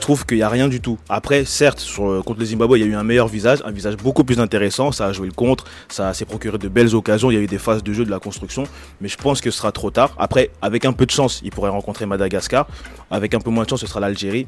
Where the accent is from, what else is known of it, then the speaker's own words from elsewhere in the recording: DR Congo; en tant que Congolais